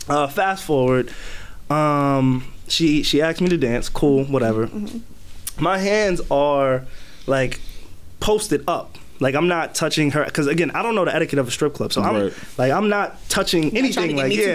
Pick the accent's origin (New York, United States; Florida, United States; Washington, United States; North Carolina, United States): New York, United States; Because I told her I'm from New York. I'm like, look, I'm not even from here.